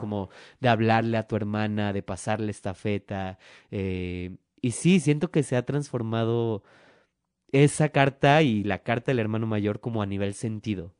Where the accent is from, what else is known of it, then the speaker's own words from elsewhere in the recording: Mexico City, Mexico; yo soy el único que es de la CDMX